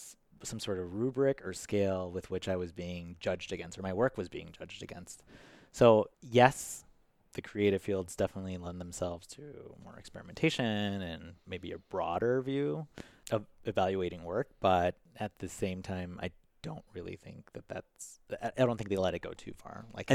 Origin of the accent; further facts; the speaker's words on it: Chicago, Illinois, United States; And then growing up on the West Side, which is where Logan Square was predominantly Hispanic. So, I mean, my neighbors were Hispanic.